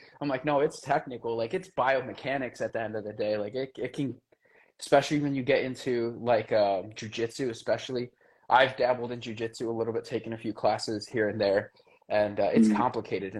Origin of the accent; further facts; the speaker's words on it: Bristol, United States; I grew up in Bristol. I grew up, in, Hull Street. I grew up all over Bristol.